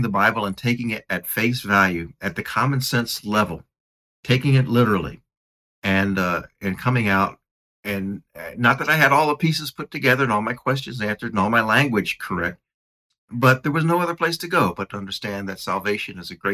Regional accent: United States; I'm American, and I went to this church, and I was catechized

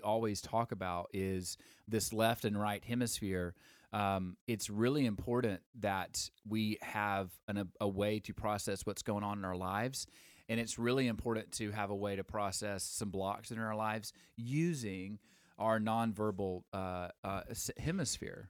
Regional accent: Alabama, United States; I'm from Alabama

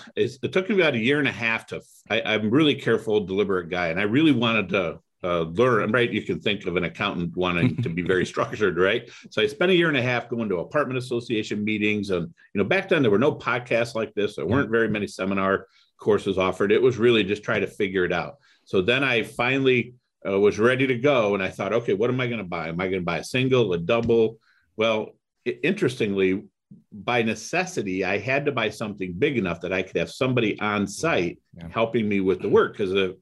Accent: Toledo, Ohio, United States; So I grew up in Toledo, Ohio. Went to University of Toledo, got my undergrad in finance.

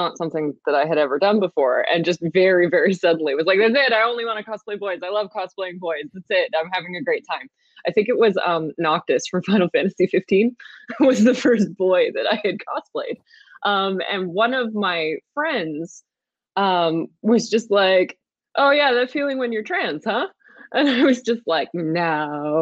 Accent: Canada; I'm Canadian

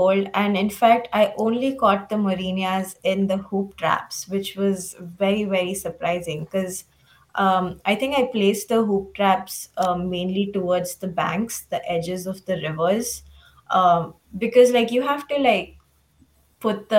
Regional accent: Mumbai, Maharashtra, India; moved away as an adult; also born or lived in Uttar Pradesh; now in United States; growing up in Mumbai

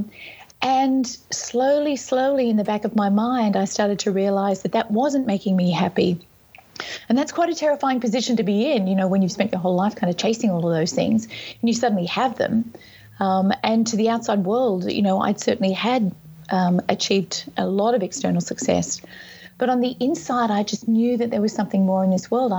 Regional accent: Sydney, New South Wales, Australia; also born or lived in Whistler, Canada; I'm from Sydney, Australia, and also from Whistler, Canada

